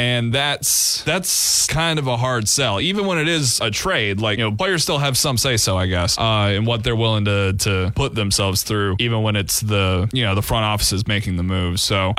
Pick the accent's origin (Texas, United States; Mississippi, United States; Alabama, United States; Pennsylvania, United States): Alabama, United States; Sorry, I'm from Alabama.